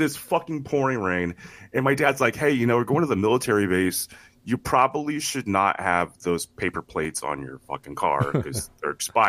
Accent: United States; because I'm an American, goddammit.

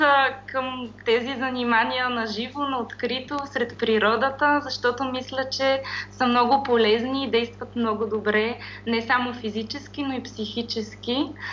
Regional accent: Pirdop, Sofia Province, Bulgaria; аз съм от град Пирдоп, който се намира между Средна гора и Стара планина

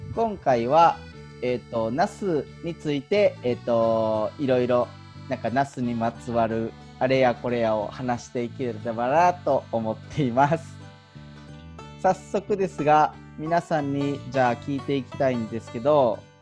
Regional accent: Nara, Japan; 僕は奈良県の出身なんで

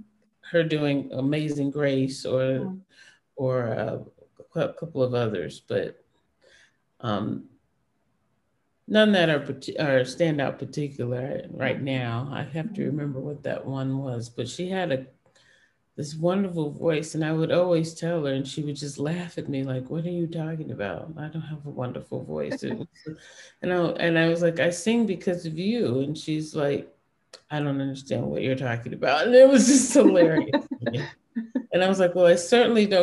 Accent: Detroit, Michigan, United States; I grew up in Detroit, but my family was all from Florida.

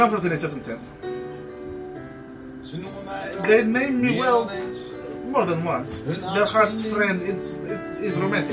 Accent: Voronezh, Voronezh Oblast, Russia; moved away; That's what we used to say in Voronezh

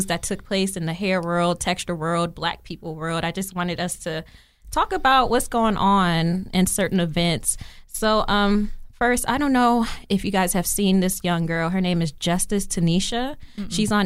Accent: Los Angeles, California, United States; moved away as an adult; also born or lived in Maryland; I'm from L.A. I'm from Los Angeles

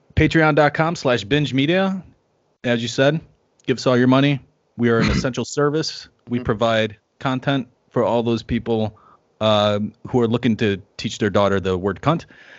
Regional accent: Chicago, Illinois, United States; as a Chicagoan

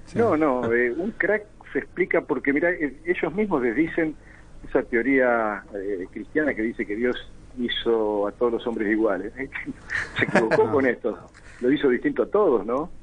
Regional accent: Argentina; ni siquiera somos la Argentina que algún día conocí y que, ahora desconozco

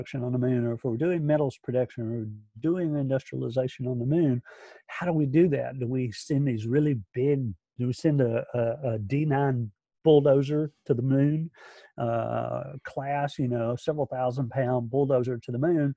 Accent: Alabama, United States; I'm from Alabama

